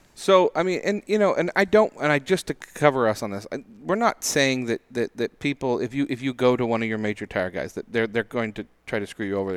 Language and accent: English; Spokane, Washington, United States; growing up in Spokane, we had studded snow tires